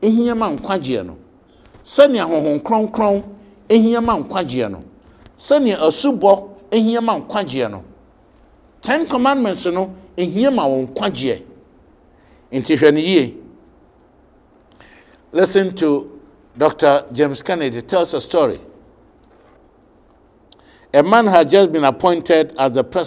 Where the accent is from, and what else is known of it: Ghana